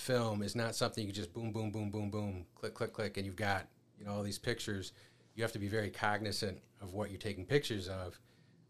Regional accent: Watertown, New York, United States; moved away as an adult; also born or lived in Albany; now in Rochester, United States; I'm from Watertown. And this was kind of the midpoint between, you know, where we grew up

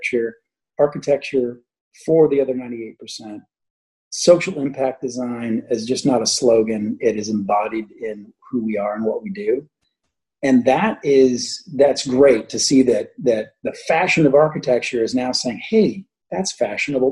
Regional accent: Midwest, United States; I'm growing up in the Midwest, seeing disaster after disaster, flooding, tornadoes, you name it.

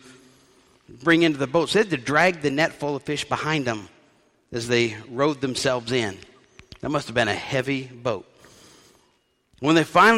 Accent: New Orleans, Louisiana, United States; I was raised in New Orleans

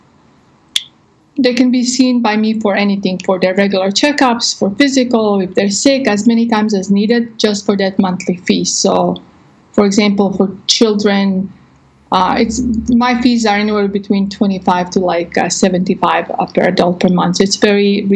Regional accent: Croatia; now in Texas, United States; I'm actually from Croatia, but I've been in the States for 20-some

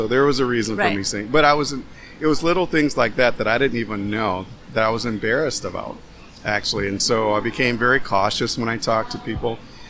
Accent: the South, United States; now in Madison, United States; I came from the South to Madison, Wisconsin, completely different culture, not knowing anyone.

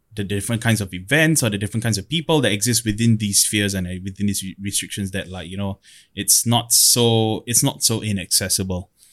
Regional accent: Singapore

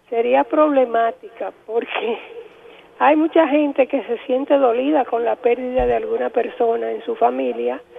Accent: Dominican Republic; Pero así somos los dominicanos

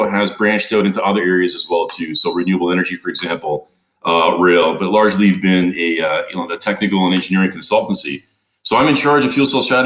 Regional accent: Toronto, Ontario, Canada; moved away as an adult; also born or lived in San Diego; Originally, I come from the Great White North, from Toronto, Canada

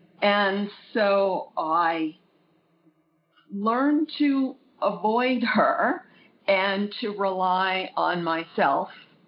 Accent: Long Island, New York, United States; also born or lived in Brooklyn; now in California, United States; Long Island, New York. I was born in Brooklyn, as it seems like such a huge percentage of the population was. And I lived in New York until I moved to California later on.

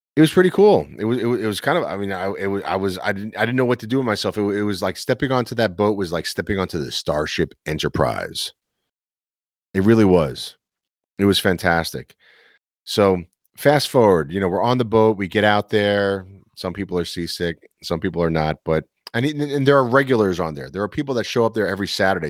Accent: New York City, New York, United States; this kid from Queens, born and raised in New York City

